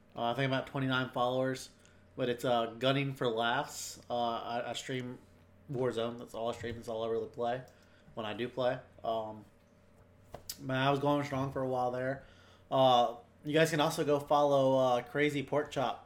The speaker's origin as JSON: {"language": "English", "region": "North Carolina", "country": "United States", "tie": "born or raised there", "also_born_or_lived": "Florida / Virginia", "said": "I was born in South Carolina, but raised in Florida and then primarily North Carolina"}